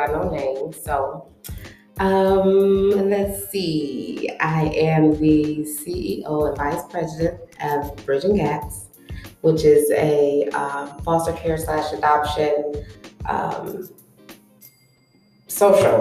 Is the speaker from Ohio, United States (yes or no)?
yes; Columbus, Ohio, United States; I was born and raised in Columbus, Ohio.